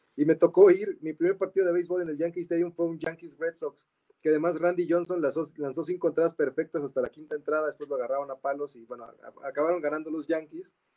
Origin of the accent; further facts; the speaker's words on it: Mexico; siendo mexicanos